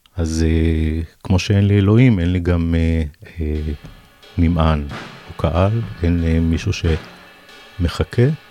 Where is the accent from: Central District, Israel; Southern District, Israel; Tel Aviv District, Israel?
Central District, Israel; Savyon; also born or lived in Ganei Yehuda; גדלתי בסביון ובגני יהודה